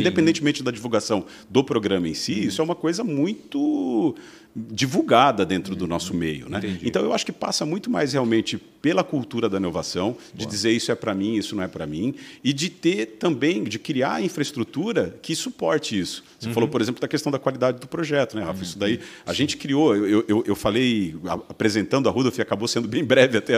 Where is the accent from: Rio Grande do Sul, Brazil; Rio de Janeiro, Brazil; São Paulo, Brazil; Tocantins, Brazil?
São Paulo, Brazil; São Bernardo do Campo; moved away as an adult; also born or lived in Luxembourg / United States; now in Santa Catarina, Brazil; Eu sou de São Paulo, sou de São Bernardo do Campo, nasci ali no berço da indústria